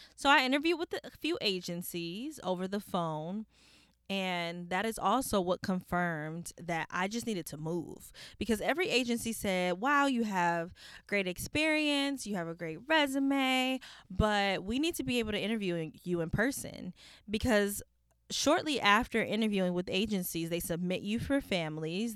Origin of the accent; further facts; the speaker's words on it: California, United States; I'm a woman from California, which is in a beach city